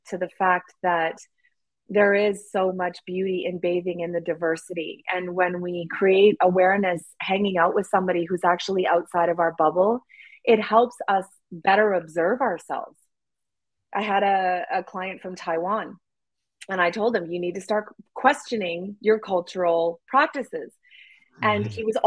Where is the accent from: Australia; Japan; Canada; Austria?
Canada; I'm white Canadian